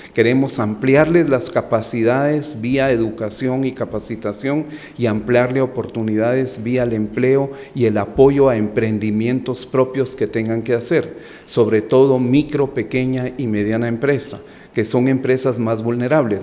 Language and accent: Spanish; Guatemala; moved away as an adult; also born or lived in Colombia; yo soy guatemalteco